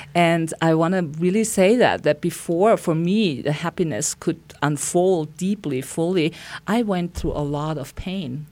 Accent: Austria; moved away as an adult; now in Santa Fe, United States; I, I'm from Austria and I came to beautiful Santa Fe twenty-six years ago.

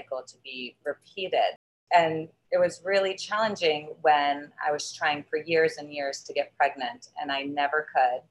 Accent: the South, United States; I grew up in a very traditional family, and I was raised in the South.

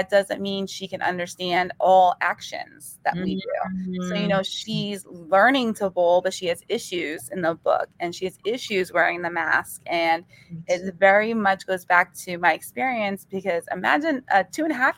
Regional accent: North Brunswick, New Jersey, United States; North Brunswick, my hometown

